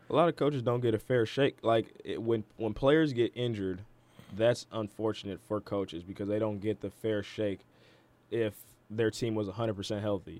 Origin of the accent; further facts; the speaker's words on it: Detroit, Michigan, United States; my hometown team, the Detroit Pistons